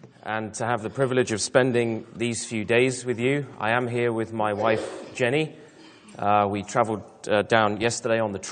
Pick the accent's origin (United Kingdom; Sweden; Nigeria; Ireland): United Kingdom; I am British